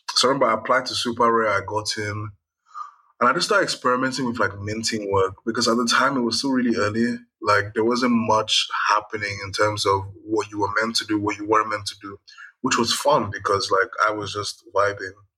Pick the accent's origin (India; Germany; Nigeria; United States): Nigeria; I'm Nigerian